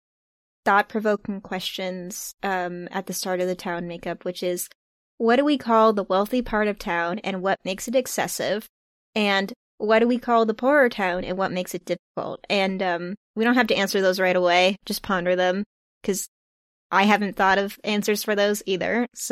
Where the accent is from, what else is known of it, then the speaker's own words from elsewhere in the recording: New England, United States; I'm from New England, and so that's where my touchstones are.